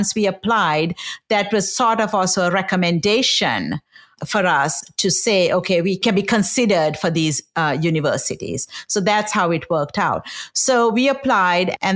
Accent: Sri Lanka; moved away as an adult; also born or lived in Kansas; I grew up in Sri Lanka

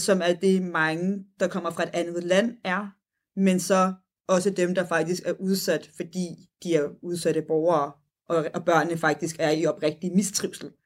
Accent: Copenhagen, Capital Region of Denmark, Denmark; som københavner

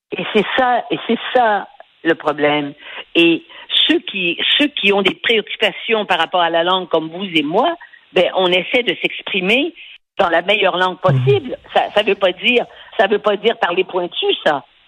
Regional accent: Quebec, Canada

